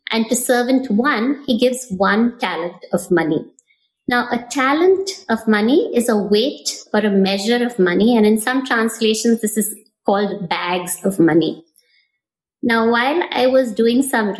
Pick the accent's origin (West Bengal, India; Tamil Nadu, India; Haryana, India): Tamil Nadu, India; Chennai; moved away; I'm a Chennai girl. I grew up in Madras before it was Chennai.